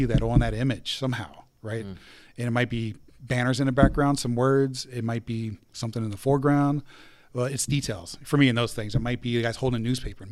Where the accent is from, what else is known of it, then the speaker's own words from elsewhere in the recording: Carlisle, Pennsylvania, United States; moved away; this is my hometown back in Carlisle